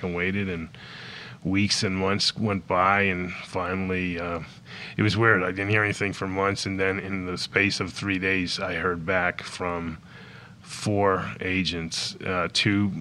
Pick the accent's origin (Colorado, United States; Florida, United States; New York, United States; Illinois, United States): Florida, United States; South; moved away as an adult; also born or lived in Los Angeles; where I grew up in South Florida